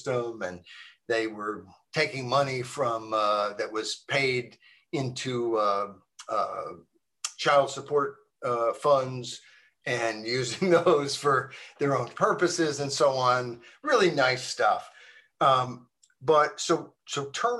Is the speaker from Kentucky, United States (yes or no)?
no; Arkansas, United States; I grew up in Arkansas.